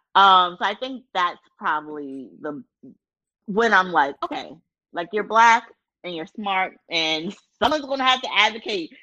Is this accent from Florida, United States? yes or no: no; Baltimore, Maryland, United States; I'm from Baltimore